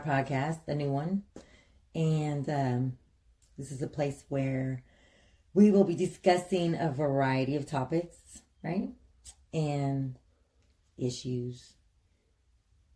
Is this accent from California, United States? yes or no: yes; Sacramento, California, United States; now in Missouri, United States; I was born and raised in Sacramento, California